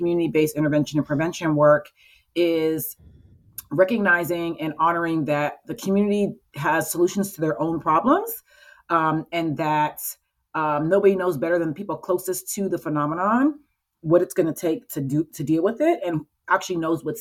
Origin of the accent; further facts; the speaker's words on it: Florida, United States; also born or lived in Chicago; now in Baltimore, United States; Well, I moved here from Chicago. I'm from Florida, but I was in Chicago for a few years.